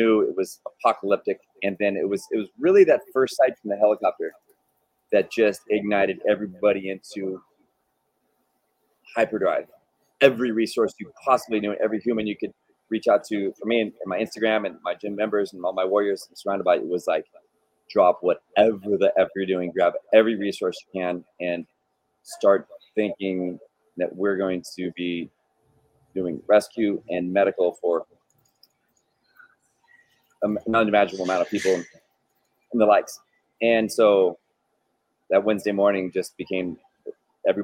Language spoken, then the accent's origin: English; California, United States; And I came from California, where fires are in your blood, and you know what happens around fires.